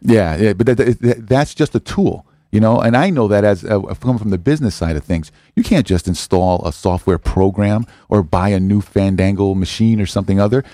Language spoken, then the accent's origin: English; New Haven, Connecticut, United States; also born or lived in Hartford; I grew up in the hill section of New Haven